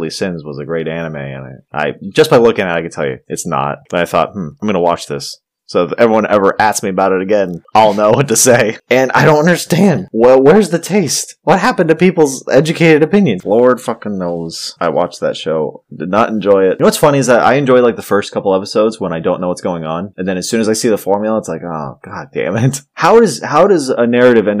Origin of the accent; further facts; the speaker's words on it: United States; I'm American